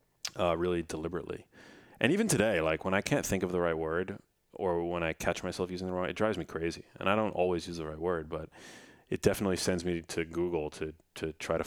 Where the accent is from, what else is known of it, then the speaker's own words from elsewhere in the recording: New York, United States; accent: New York; Growing up, I had a little bit of like a New York accent because I grew up in New York, and I shed it because somebody once made fun of the way that I, in school, like elementary school, said water.